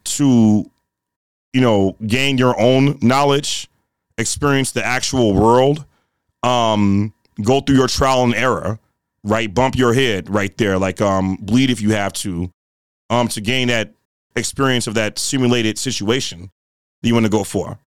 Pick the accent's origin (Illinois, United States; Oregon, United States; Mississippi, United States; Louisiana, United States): Illinois, United States; Chicago; I grew up in, um, Woodlawn, in the Woodlawn community. Uh, that's east of the Dan Ryan, the south side of Chicago